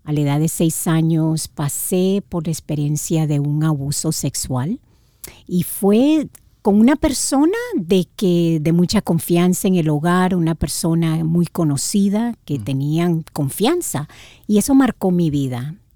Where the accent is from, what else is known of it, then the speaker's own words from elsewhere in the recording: Managua, Nicaragua; born there; Bueno, nací en Nicaragua, Managua, Nicaragua, Centroamérica, y tuve una niñez muy, muy linda.